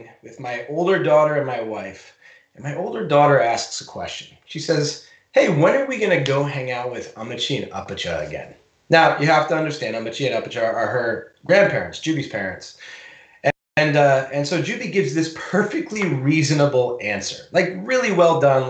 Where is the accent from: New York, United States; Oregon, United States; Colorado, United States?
New York, United States; Long Island; I grew up on Long Island